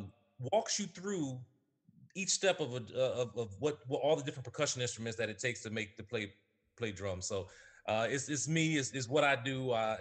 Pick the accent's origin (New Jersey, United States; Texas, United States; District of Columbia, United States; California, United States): District of Columbia, United States; Washington; I'm from Washington, D.C.